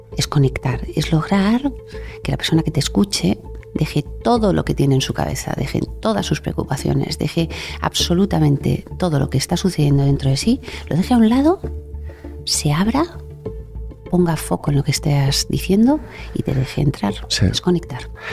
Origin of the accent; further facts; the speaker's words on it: Bilbao, Basque Country, Spain; moved away as an adult; also born or lived in Madrid; nací en Bilbao y soy la hermana pequeña, con lo cual estaba deseando salir de Bilbao y cuando me llegó mi turno elegí Madrid